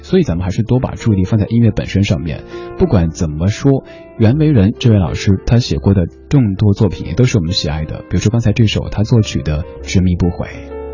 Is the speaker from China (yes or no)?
yes; Sichuan, China; accent: Sichuanese; now in Beijing, China; 我的家乡话四川话